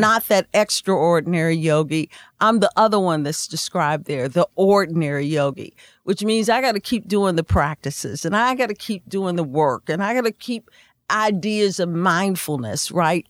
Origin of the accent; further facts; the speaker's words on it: Indiana, United States; we're from Indiana